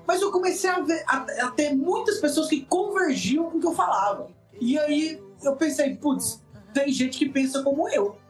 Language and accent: Portuguese; Paranaiguara, Goiás, Brazil; also born or lived in Quirinópolis, Goiás / Rio Verde, Goiás; eu sou de Quirinópolis, é, nasci lá, mas morei pouco tempo, fui criado mais numa cidade chamada Paranaiguara, menorzinha ainda, de Goiás, interiorzão mesmo